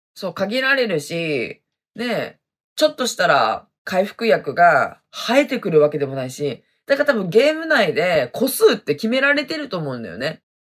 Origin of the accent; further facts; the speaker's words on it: Hokkaido, Japan; accent: Hokkaido dialect; moved away as an adult; also born or lived in Okinawa; 私はね、めちゃめちゃ北海道弁ですね。生まれも育ちも北海道でございますね。